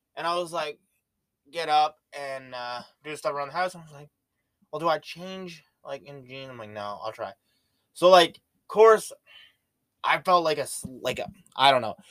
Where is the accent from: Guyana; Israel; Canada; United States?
Canada; especially being Canadian